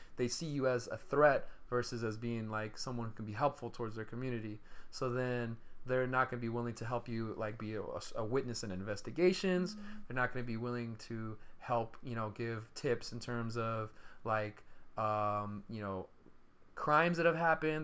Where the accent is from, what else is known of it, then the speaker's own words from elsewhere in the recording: Stockton, California, United States; moved away; Stockton, my hometown